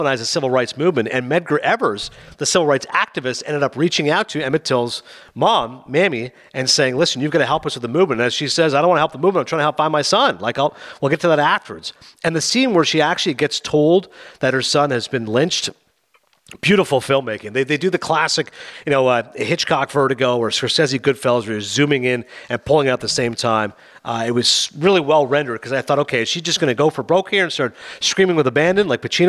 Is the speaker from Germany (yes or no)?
no; Canada; I'm Canadian